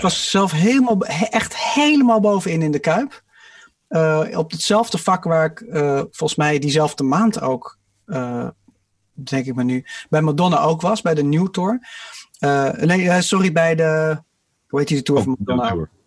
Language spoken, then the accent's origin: Dutch; England, United Kingdom; als Engelsman